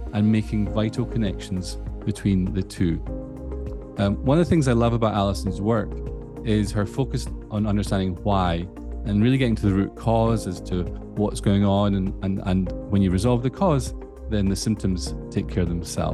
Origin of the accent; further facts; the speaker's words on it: Scotland, United Kingdom; accent: Scottish; my Scottish accent